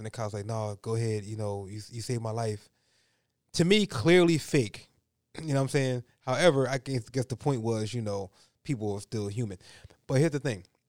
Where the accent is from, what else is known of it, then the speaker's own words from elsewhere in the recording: Philadelphia, Pennsylvania, United States; Growing up in Point Breeze, Philadelphia